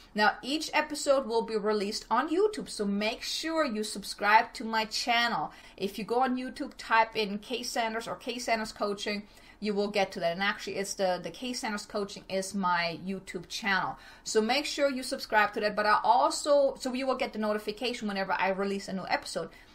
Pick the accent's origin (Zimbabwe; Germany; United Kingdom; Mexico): Germany; moved away as an adult; now in El Paso, United States; originally, I'm from Germany. I came to El Paso, Texas back in 2006 with my ex husband